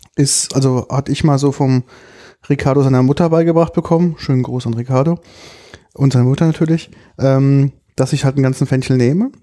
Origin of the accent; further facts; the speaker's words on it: Germany; bei uns in Deutschland